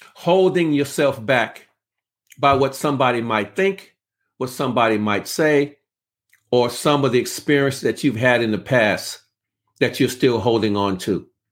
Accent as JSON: {"language": "English", "town": "Los Angeles", "region": "California", "country": "United States", "said": "I'm from South Central Los Angeles"}